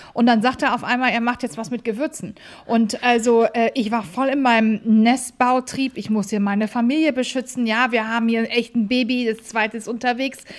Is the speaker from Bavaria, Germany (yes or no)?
no; Hamburg, Germany; wir sind Hamburger Kaufleute